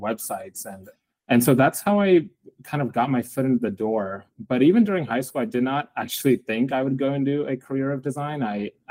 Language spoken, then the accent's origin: English; East Bay, San Francisco Bay Area, California, United States; I grew up in the San Francisco Bay Area in the East Bay